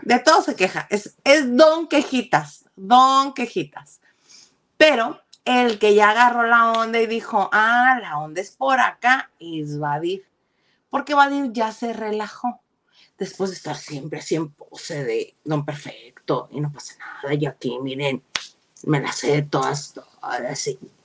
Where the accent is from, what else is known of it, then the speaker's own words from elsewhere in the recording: Mexico; los mexicanos